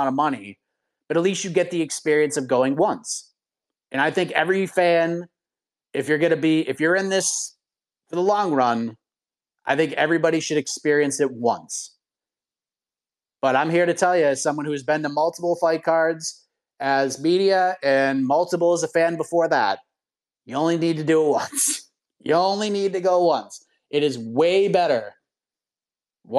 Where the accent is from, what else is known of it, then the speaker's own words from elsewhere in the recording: Boston, Massachusetts, United States; moved away as an adult; now in South Carolina, United States; I'm born and raised in Boston, lived in Massachusetts most of my life